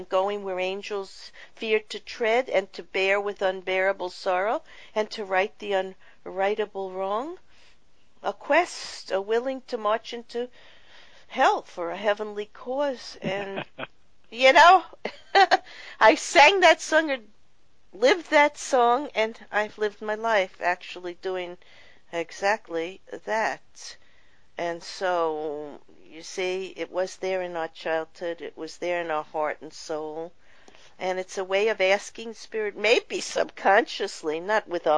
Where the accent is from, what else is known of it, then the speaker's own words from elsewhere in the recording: New York City, New York, United States; I grew up in Brooklyn, New York